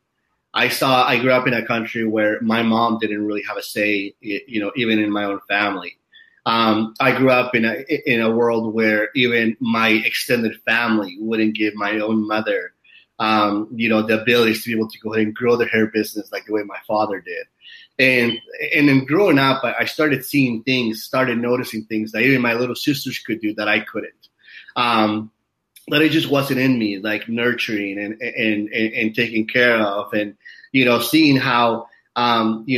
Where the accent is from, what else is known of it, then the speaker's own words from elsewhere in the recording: Utah, United States; now in Hollywood Hills, United States; I grew up in Utah for a few years in my life